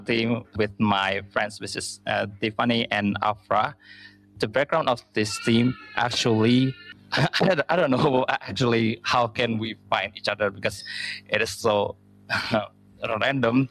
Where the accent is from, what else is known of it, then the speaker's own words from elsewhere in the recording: Indonesia; from Indonesia